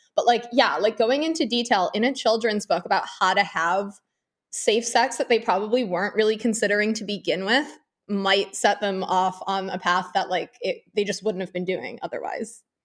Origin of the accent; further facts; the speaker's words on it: Northeast, United States; now in Florida, United States; I'm from a blue state originally, I'm from the Northeast.